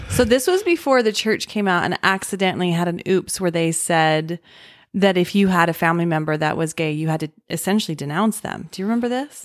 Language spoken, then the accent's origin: English; Utah, United States; I grew up in Utah